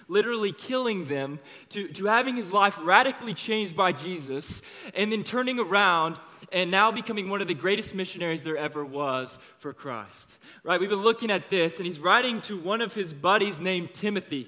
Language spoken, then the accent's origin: English; Overland Park, Kansas, United States; I grew up around here. I'm from Overland Park. I went to Olathe East High School